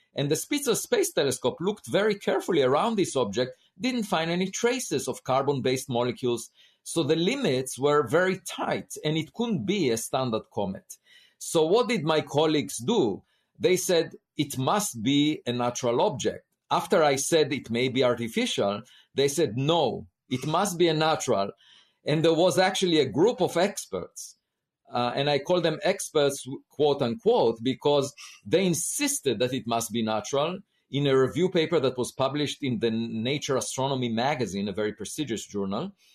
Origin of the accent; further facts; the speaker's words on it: Israel; moved away as an adult; I grew up in Israel